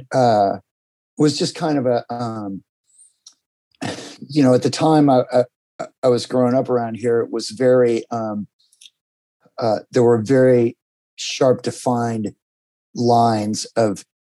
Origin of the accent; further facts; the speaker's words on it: Huntington Beach, California, United States; also born or lived in Arizona; I grew up in Southern California, in Huntington Beach. My family moved here in the early 70s, and I was born in Arizona, but grew up here